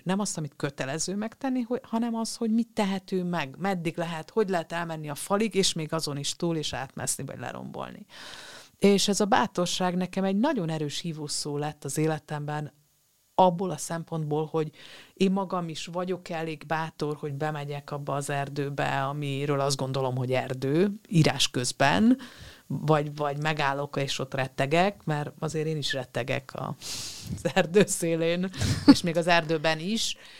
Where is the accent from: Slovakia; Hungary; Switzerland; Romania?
Romania; moved away; ahol én születtem, ez egy románul is használható név volt